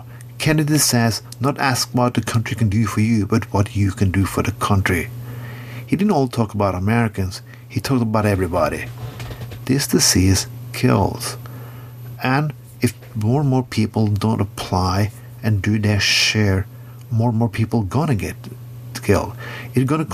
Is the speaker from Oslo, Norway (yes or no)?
no; Bergen, Vestland, Norway; my hometown of Bergen